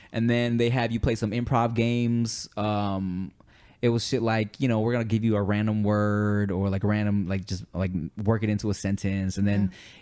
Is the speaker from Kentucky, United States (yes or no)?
no; Los Angeles, California, United States; also born or lived in Billings, Montana; I moved to LA when I was a baby